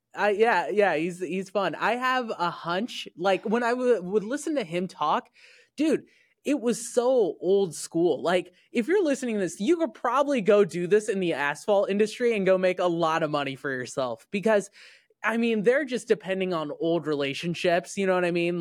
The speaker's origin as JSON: {"language": "English", "region": "Indiana", "country": "United States", "tie": "born or raised there", "said": "I grew up in Indiana"}